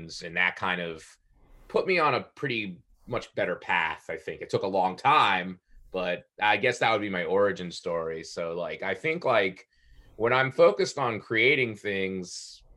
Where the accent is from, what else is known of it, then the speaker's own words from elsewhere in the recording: Palm Beach County, Florida, United States; I grew up in Palm Beach County